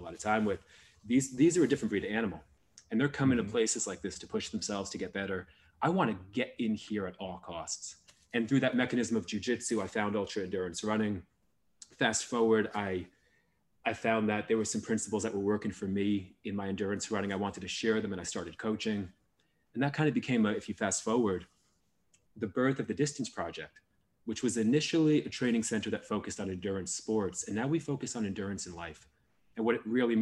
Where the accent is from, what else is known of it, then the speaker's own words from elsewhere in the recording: New Jersey, United States; moved away; I grew up in New Jersey